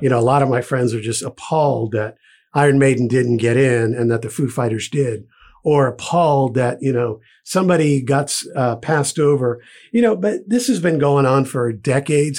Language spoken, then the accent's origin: English; Providence, Rhode Island, United States; where I grew up in Providence in Rhode Island